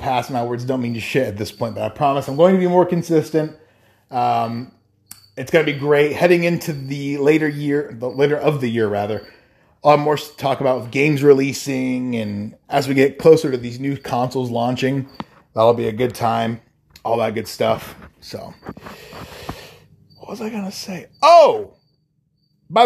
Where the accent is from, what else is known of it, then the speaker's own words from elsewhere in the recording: Iowa, United States; that I'm from Iowa